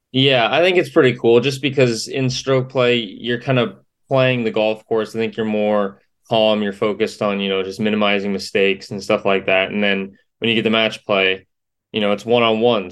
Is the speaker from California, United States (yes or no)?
yes; Yorba Linda, California, United States; now in Gainesville, United States; I grew up in Yorba Linda, California. So I was a Southern California kid